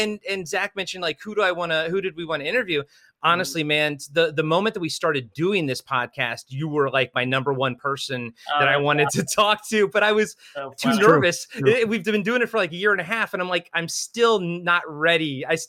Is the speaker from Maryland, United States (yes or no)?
yes; Olney, Maryland, United States; I'm from Alney, Sherwood, class of 96.